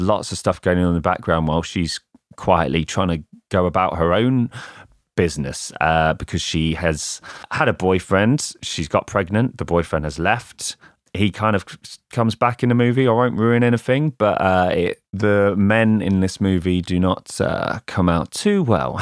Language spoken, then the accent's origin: English; England, United Kingdom; an English lad who grew up in the nineties